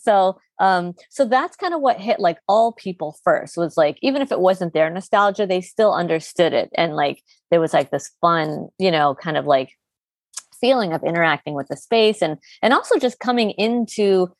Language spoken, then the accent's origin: English; Chicago, Illinois, United States; the bedroom that I shared with my sisters growing up in Chicago in the '90s.